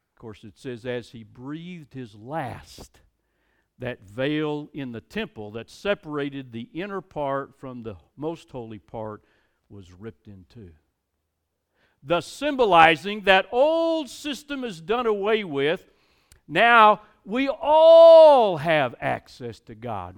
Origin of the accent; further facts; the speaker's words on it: United States; I'm an American. I'm glad to be an American.